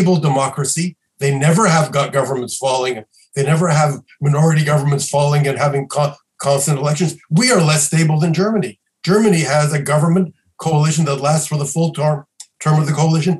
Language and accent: English; Quebec, Canada; I come from Quebec